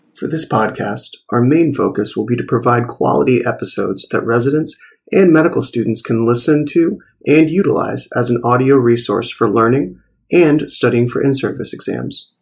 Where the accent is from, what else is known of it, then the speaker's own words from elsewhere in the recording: Kent Island, Maryland, United States; moved away as an adult; also born or lived in Ashland, Virginia / Pennsylvania / South Jersey; now in Camden, United States; I'm originally from Kent Island, Maryland